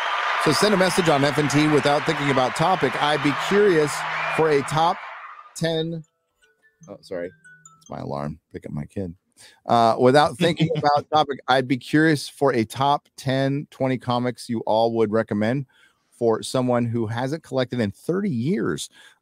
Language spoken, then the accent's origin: English; Scotland, United Kingdom; I'm Scottish, so there you go.